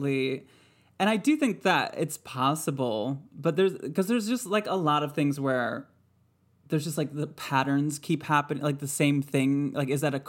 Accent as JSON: {"language": "English", "region": "Michigan", "country": "United States", "tie": "born or raised there", "said": "I grew up in Michigan."}